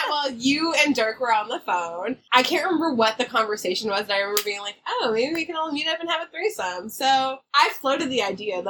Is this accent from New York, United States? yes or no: no; the Bay Area, California, United States; we're from the Bay.